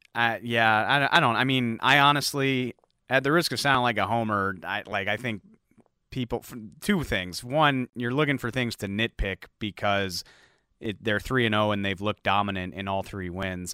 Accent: New Orleans, Louisiana, United States; moved away; I grew up in New Orleans

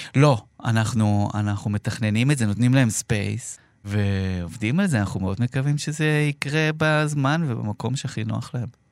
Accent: Israel; כצופה ישראלי

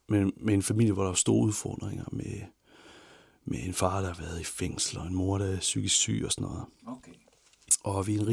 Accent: Ikast, Central Denmark Region, Denmark; also born or lived in Herning; Jeg kommer fra IKAST i Midtjylland.

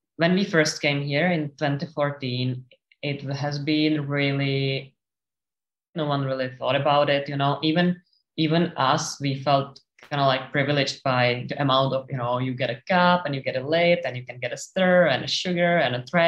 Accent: Czechia; moved away as an adult; now in Sydney, Australia; we are from the Czech Republic and the country is landlocked

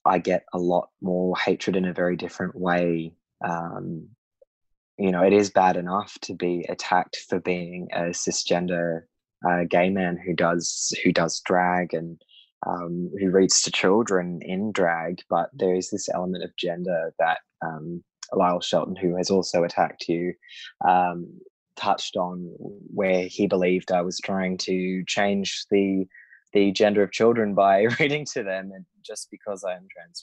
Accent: Sydney, New South Wales, Australia; moved away as an adult; now in Brisbane, Australia; I grew up in a very progressive suburb of Sydney, Newtown

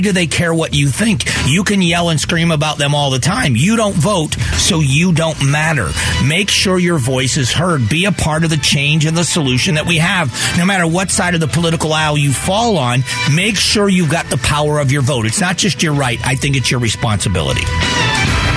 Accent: Southwest Florida, United States; I grew up in Southwest Florida

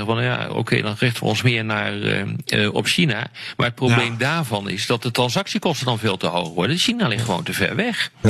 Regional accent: Netherlands; als Nederlander

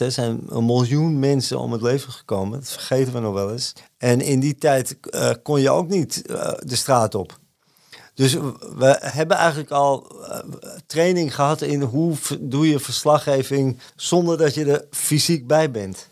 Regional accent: Amsterdam, North Holland, Netherlands; ik ben geboren en getogen in Amsterdam

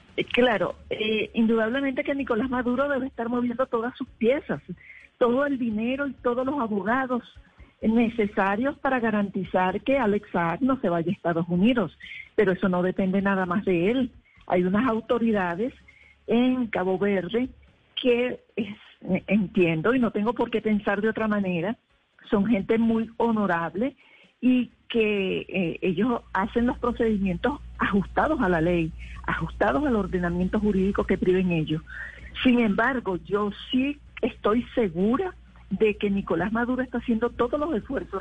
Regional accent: Venezuela; moved away as an adult; now in Colombia

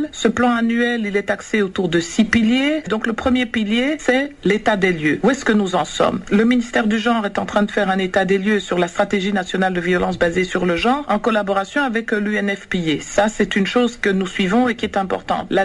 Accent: DR Congo; en tant que citoyenne congolaise, en tant que congolaise

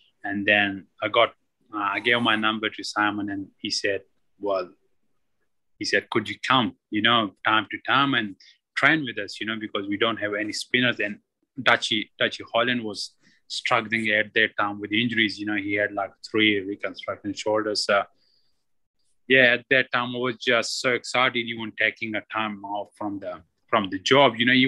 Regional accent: Pakistan; I came from Pakistan and no training whatsoever, no cricket.

